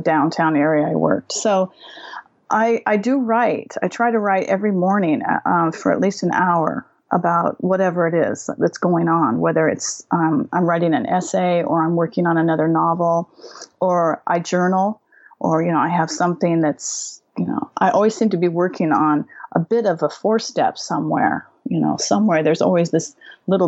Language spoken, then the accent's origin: English; right outside of Seattle, Washington, United States; moved away as an adult; now in New Zealand; I grew up right outside of Seattle, and I moved to New Zealand when I was 30